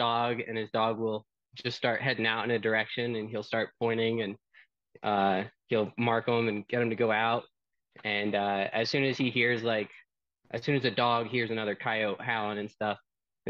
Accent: New Jersey, United States; moved away; I'm originally from New Jersey, grew up hunting all my life

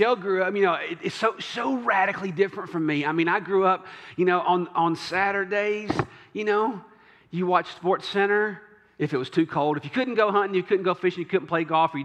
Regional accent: the South, United States; also born or lived in Franklin; I was raised in the South

